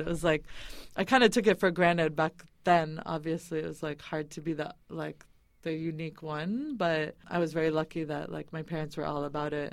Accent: Boston, Massachusetts, United States; moved away as an adult; also born or lived in California; now in Bay Area, United States; I was raised in the East Coast, actually, in New England and Boston

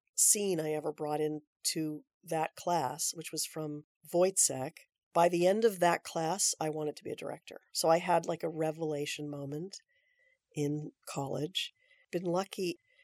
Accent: Aptos, California, United States; I grew up in Aptos, California

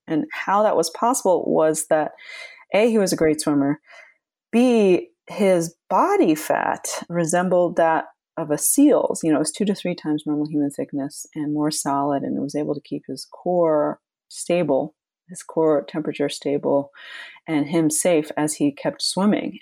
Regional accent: Long Island, New York, United States; also born or lived in Flushing, Queens, New York; I was born in Flushing, and then we moved when I was school age to Long Island

